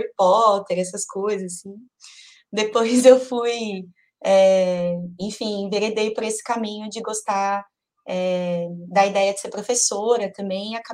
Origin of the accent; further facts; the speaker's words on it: São Paulo, Brazil; born there; Eu tenho 31 anos, sou nascida em São Paulo. Nasci no Hospital Saboia, lá no Jabaquara.